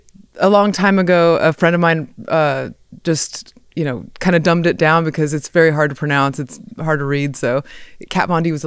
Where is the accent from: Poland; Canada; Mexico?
Mexico; Montemorelos, Nuevo León; born there; I was born in Mexico in 1982, and my parents they're missionary Christians.